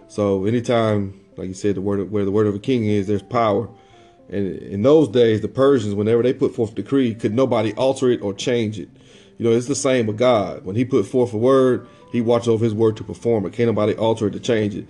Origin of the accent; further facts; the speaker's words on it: Lebanon, Illinois, United States; moved away; also born or lived in Dayton, Ohio; I'm from Illinois, so I'm from Lebanon, Illinois